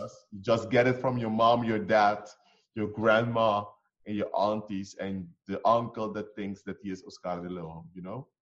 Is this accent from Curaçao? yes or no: yes; Curaçao; moved away; we come from Curacao. Curacao is, by the way, it's small, tiny island in the Caribbean